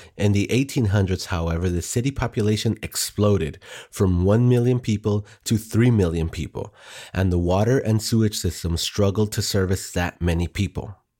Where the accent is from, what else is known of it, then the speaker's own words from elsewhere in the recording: Texas, United States; I'm from Texas